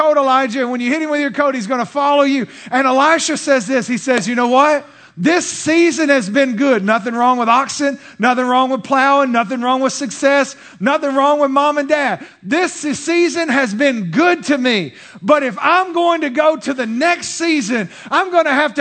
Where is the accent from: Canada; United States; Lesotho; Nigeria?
United States; Texas; I'm Texan